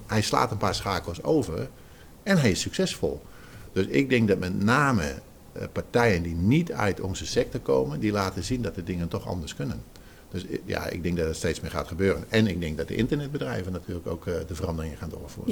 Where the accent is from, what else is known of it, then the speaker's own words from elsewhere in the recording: Zeeland, Netherlands; ik kom uit Zeeland